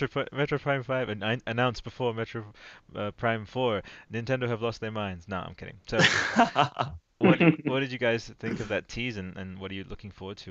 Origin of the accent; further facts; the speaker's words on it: Italy; It's like it's like you guys again, deep cut for Italy, growing up in Italy, but you guys remember Albero Azzurro?